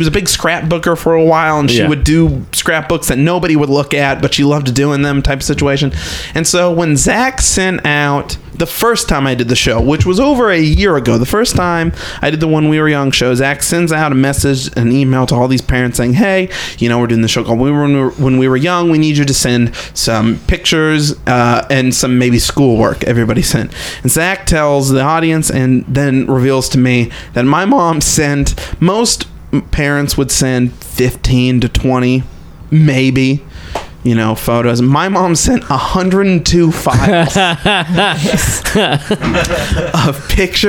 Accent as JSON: {"language": "English", "town": "St. Joseph", "region": "Missouri", "country": "United States", "tie": "born or raised there", "moved": "as an adult", "lives_now": "Austin, United States", "said": "I grew up in St. Joe's, Missouri"}